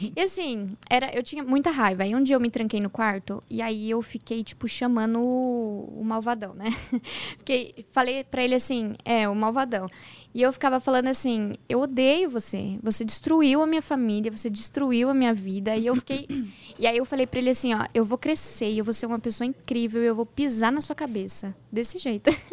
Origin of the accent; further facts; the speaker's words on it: Hortolândia, São Paulo, Brazil; also born or lived in São Bernardo do Campo / Sumaré / Campinas; Eu nasci em São Bernardo do Campo, mas eu cresci no interior de São Paulo, uma cidade chamada Hortolândia